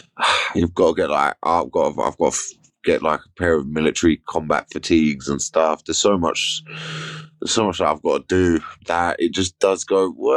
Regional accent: United Kingdom; we as British people

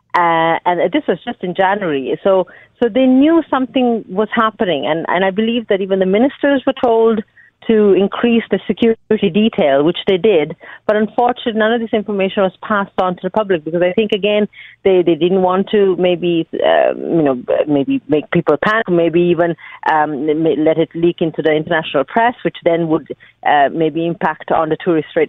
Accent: Colombo, Western Province, Sri Lanka; moved away as an adult; now in Ireland; I have very fond memories of growing up in Sri Lanka

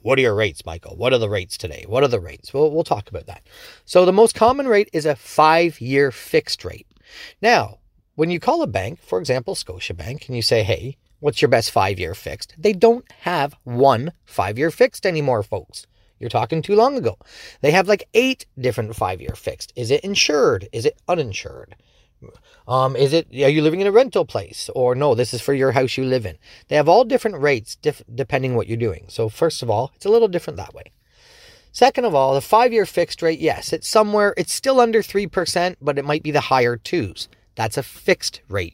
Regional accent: Dorchester, Canada; I'm from Dorchester, so, you know, just around the corner, and I've been born and raised here

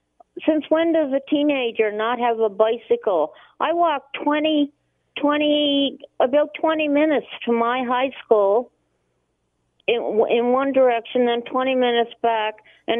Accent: Cape Breton, Nova Scotia, Canada; moved away; I grew up, I was born and raised in Cape Breton, Nova Scotia, and I have siblings down there

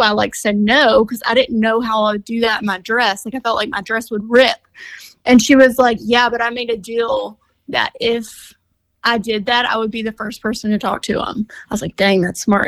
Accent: Orange, Texas, United States; moved away as an adult; also born or lived in Houston, Texas; I'm from like a small town called Orange, but yeah, at the time of the show, I was living in Houston

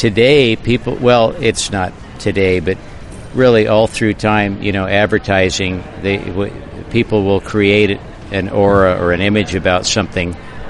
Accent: Santa Barbara, California, United States; now in Half Moon Bay, United States; because I was raised in Santa Barbara, and that's where my business was, people think of me as a Santa Barbara guy. Well, I've lived in Half Moon Bay for about, I think, since 1980.

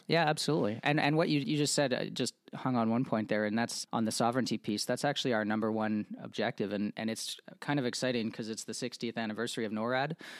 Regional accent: Montreal, Quebec, Canada; moved away as an adult; now in United States; Born and raised in, uh, Montreal, Quebec

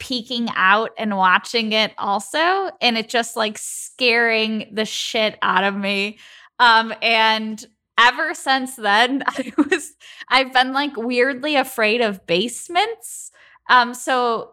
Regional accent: Chicago, Illinois, United States; I'm from the Midwest. I'm from Chicago.

